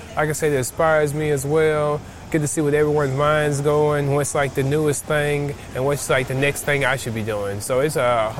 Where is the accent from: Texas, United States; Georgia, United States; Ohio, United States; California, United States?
Georgia, United States; Atlanta; We're from Atlanta, Georgia.